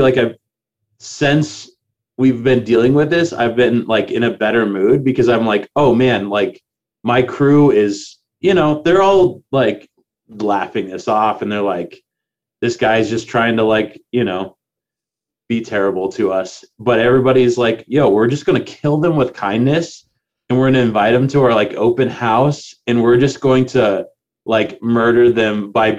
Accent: Lexington, Nebraska, United States; I grew up in like Lexington, Nebraska

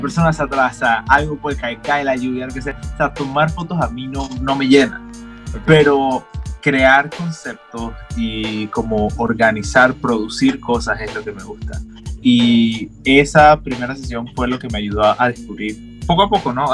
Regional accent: Panamá Oeste, Panama; yo me crié en Panamá Oeste todo el tiempo

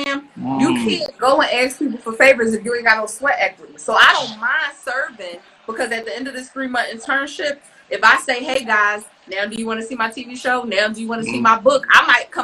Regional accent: Philadelphia, Pennsylvania, United States; it was rough growing up in North Philly

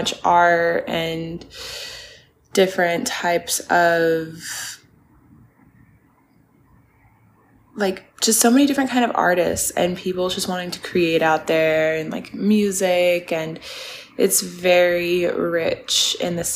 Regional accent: Spokane, Washington, United States; now in Los Angeles, United States; my hometown, which was so awesome. I got to shoot at all my favorite little spots that I grew up going to. I got to shoot at my high school

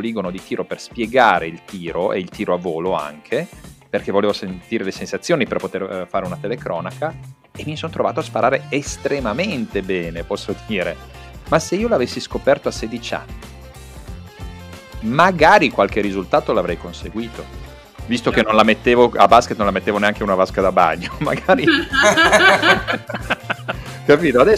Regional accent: Croatia; per quanto io ti possa dire che io mi sento, sono croato, mi sento croato

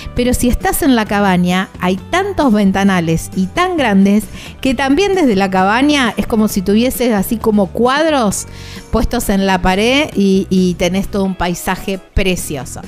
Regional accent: southern Santa Fe province, Argentina; muy cerquita de donde yo soy

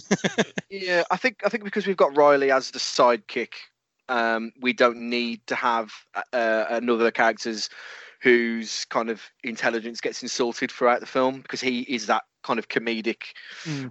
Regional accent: England, United Kingdom; we're English

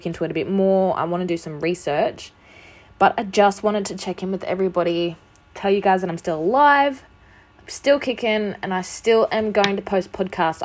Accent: Australia; I'm an Australian. We don't really celebrate Halloween.

